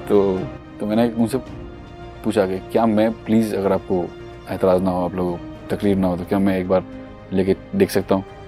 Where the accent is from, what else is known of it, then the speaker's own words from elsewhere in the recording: Mumbai, Maharashtra, India; मैं बॉम्बे का ही पला बड़ा हूँ मुंबई शहर का पला बड़ा लड़का हूँ